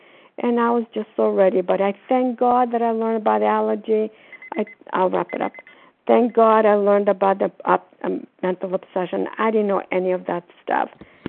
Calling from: Florida, United States; I'm calling from Florida.

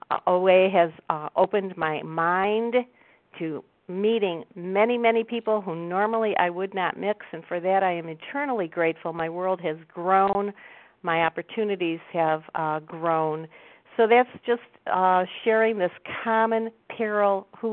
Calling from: Cleveland, Ohio, United States; I'm calling from Cleveland.

